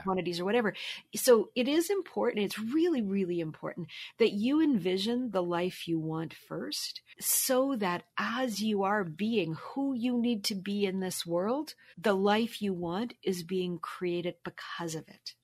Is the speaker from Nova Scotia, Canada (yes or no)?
yes; Halifax, Nova Scotia, Canada; moved away as an adult; also born or lived in Toronto; I'm originally from Halifax